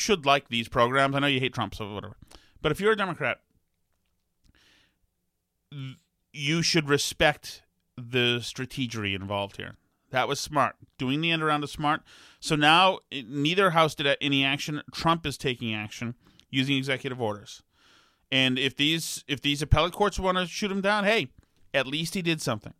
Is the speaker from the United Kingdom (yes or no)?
yes; England, United Kingdom; moved away; I'm English.